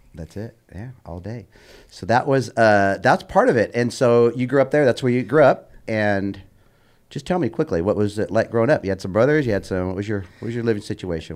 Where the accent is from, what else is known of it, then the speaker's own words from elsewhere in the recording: Bellflower, California, United States; growing up in Bellflower